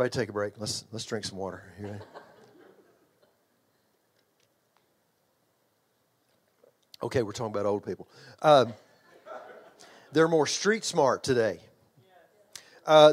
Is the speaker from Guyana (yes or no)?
no; Texas, United States; accent: Texas; I grew up in Texas